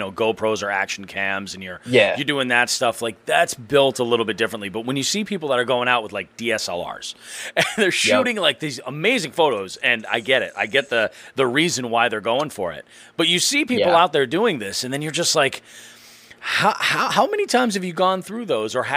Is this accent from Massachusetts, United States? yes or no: yes; Belchertown, Massachusetts, United States; I grew up in Belchertown